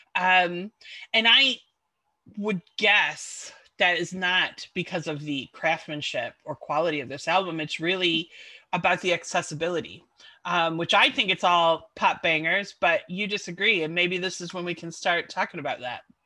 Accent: Chicago, Illinois, United States; moved away; also born or lived in London; i left my hometown of chicago and then i ended up living in london

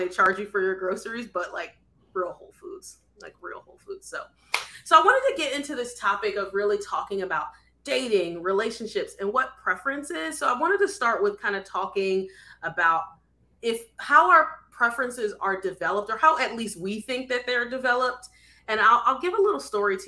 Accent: Philadelphia, Pennsylvania, United States; So we're both originally from Philadelphia, or he's from close to Philadelphia, but I'm from Philadelphia

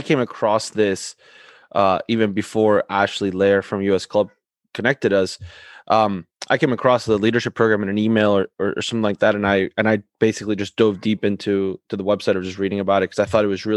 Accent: Argentina; now in United States; I'm originally from Argentina.

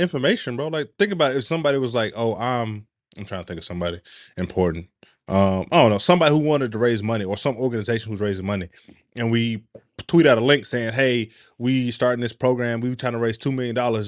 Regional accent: Chattanooga, Tennessee, United States; I'm from Chattanooga, Tennessee

